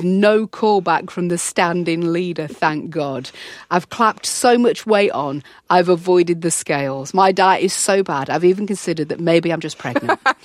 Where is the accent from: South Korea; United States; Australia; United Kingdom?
United Kingdom; York, Yorkshire and the Humber; I grew up in York.